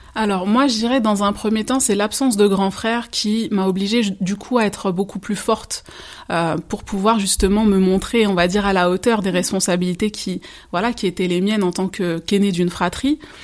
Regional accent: Seine-Saint-Denis, Île-de-France, France; je suis d'origine euh, martiniquaise, donc mes parents sont martiniquais, et j'ai grandi en Seine-Saint-Denis

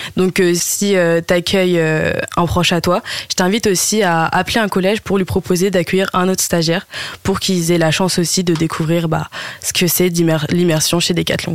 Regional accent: Oise, Hauts-de-France, France; moved away as an adult; now in Lille, France; de base je viens de l'Oise, mais je suis venue à Lille

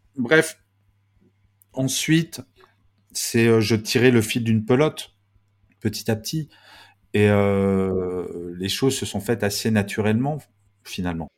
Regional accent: Grenoble, Auvergne-Rhône-Alpes, France; Je suis né à Grenoble

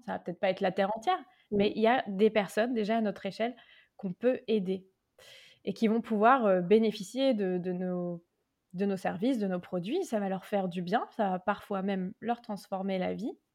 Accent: Tours, Centre-Val de Loire, France; moved away as an adult; j'ai trouvé un cabinet à Tours. Et puis, oui, donc je suis rentrée dans ma ville natale.

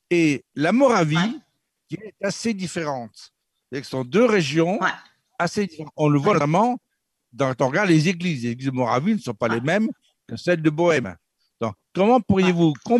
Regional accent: France

